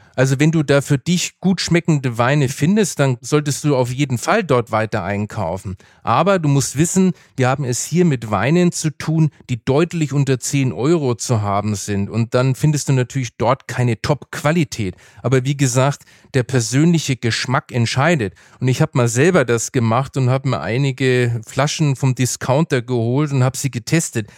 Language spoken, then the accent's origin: German; Franconia, Bavaria, Germany; Ich bin zwar im Bierfranken aufgewachsen